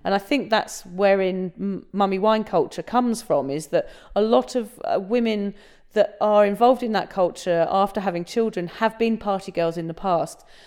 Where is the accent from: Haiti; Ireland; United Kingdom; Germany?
United Kingdom; England; now in Australia; I'm, I'm originally from England, as you can tell, but we're obviously recording this in Australia